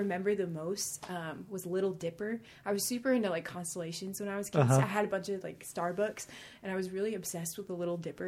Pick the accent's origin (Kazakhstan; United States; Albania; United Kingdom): United States; Cranbury, New Jersey; also born or lived in Bronx, New York; I grew up in, we moved to Cranberry, New Jersey